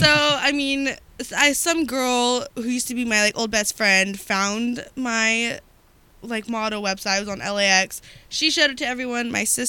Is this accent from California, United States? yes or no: yes; Galt, California, United States; also born or lived in Sacramento; I'm from Galt, which is, like, a really small town. There's maybe, like, 10,000 people.